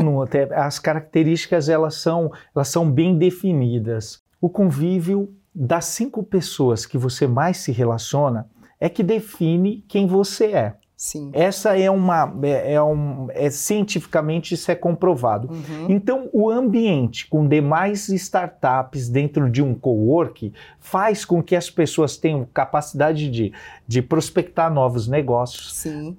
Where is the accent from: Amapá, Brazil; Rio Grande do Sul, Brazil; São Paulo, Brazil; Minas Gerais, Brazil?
São Paulo, Brazil; Santana de Parnaíba; Saí da periferia de Santana de Parnaíba, escola pública a vida inteira